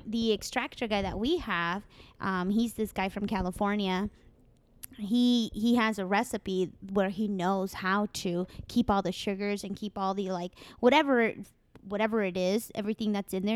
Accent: Mexico; accent: Mexican; I'm Mexican

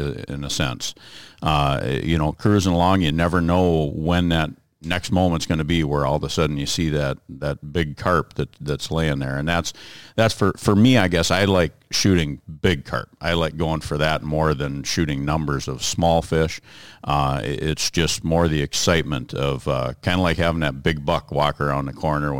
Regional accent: Alexandria, United States; I'm from Alexandria, and I guess my background, same thing. Just grew up with a lot of hunting and fishing

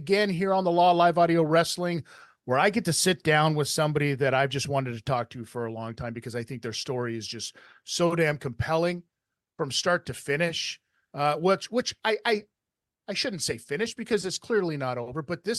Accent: Las Vegas, Nevada, United States; also born or lived in Washington; now in Canada; I'm a West Coast kid. I'm from Las Vegas, Nevada, born and raised. I live up in Canada now, outside of Toronto.

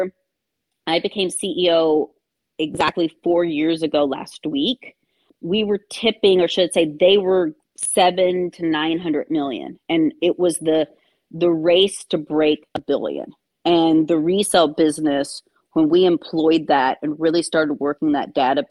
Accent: Kentucky, United States; growing up in Kentucky.

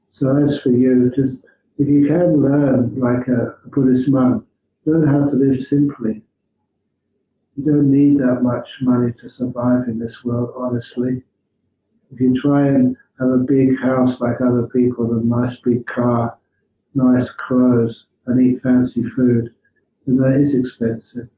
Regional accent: England, United Kingdom; now in Australia; as an English monk

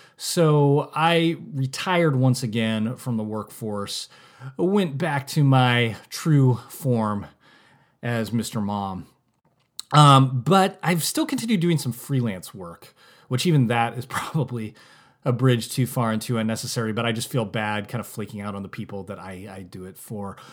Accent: Santa Rosa, California, United States; moved away as an adult; now in Napa, United States; We said Santa Rosa, California

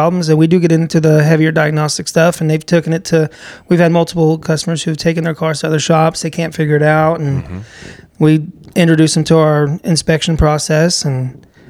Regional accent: Florida, United States; moved away; we're from Florida, so the weather's horrible up here compared to Florida

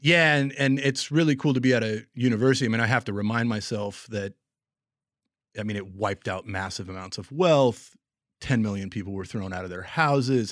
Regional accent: Portland, Oregon, United States; moved away as an adult; also born or lived in Montana / Kansas City; I grew up in Portland and was born in Montana

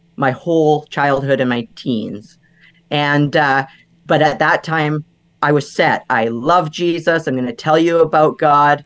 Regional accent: Vancouver Island, British Columbia, Canada; moved away as an adult; I grew up on Vancouver Island, which was about a 2-hour ferry ride from Vancouver.

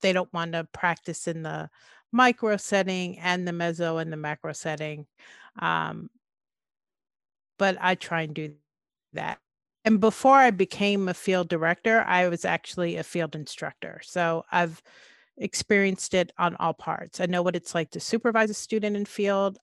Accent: Oakland, California, United States; also born or lived in East Orange, New Jersey / Nashville, Tennessee; moved to California to the Bay Area, to Oakland, um, and finished elementary school, junior high back then, and high school in the Bay Area.

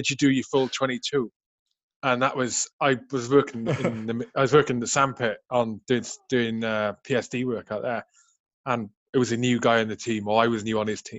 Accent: Welsh Valleys, Wales, United Kingdom; I grew up, mate, I grew up in the Welsh Valleys

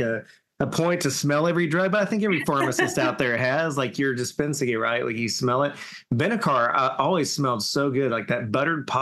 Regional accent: Southern, United States; accent: Southern; my Southern accent

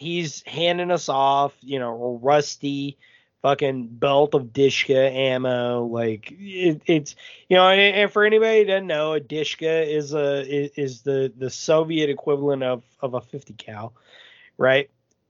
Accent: Houston, Texas, United States; Like, I'm from Houston, and I wouldn't act any different if an outsider came

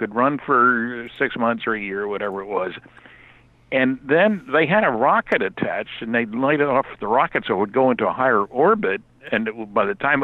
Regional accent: United States; moved away as an adult; also born or lived in California; now in Fredericton, Canada; I grew up in the United States. I didn't move here until 36 years ago.

